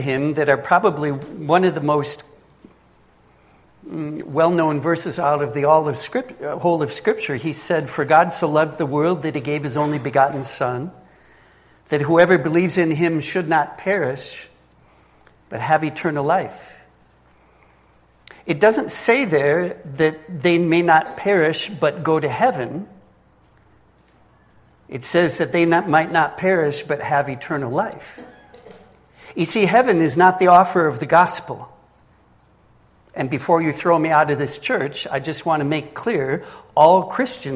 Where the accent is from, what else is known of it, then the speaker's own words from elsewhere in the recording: Minnesota, United States; moved away as an adult; also born or lived in Lake Constance, Germany; now in Germany; I'm originally from Minnesota. I was raised there, but I haven't lived in the United States for the past 33 years.